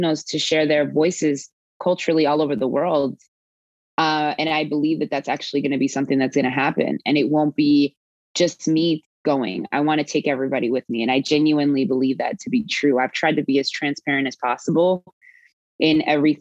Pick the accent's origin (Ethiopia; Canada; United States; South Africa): United States; Baltimore, Maryland; also born or lived in New Orleans, Louisiana; now in Houston, United States; I was born in New Orleans, raised in Baltimore.